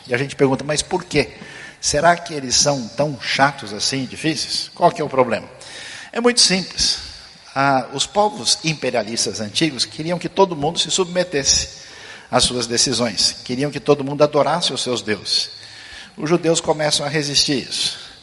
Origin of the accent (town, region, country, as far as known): Brazil